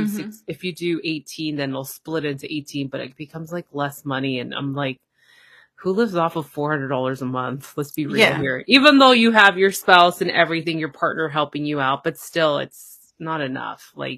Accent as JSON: {"language": "English", "town": "Toronto", "region": "Ontario", "country": "Canada", "said": "I'm from Toronto, Canada."}